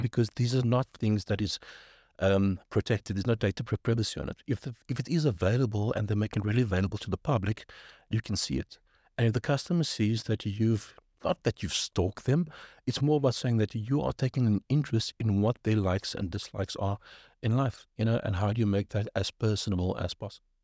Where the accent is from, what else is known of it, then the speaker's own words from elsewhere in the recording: South Africa; moved away as an adult; also born or lived in Cape Town, South Africa / Johannesburg, South Africa / Birmingham, United Kingdom; now in London, United Kingdom; I'm from South Africa